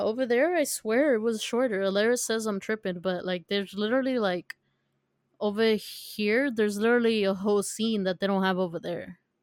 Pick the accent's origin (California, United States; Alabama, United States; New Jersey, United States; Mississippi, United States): California, United States; San Diego; we're from California